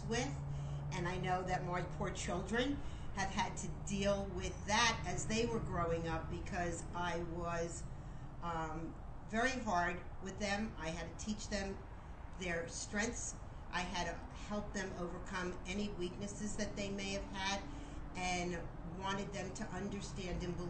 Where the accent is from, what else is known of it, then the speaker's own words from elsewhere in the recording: Miami Beach, Florida, United States; I was born and raised in Miami Beach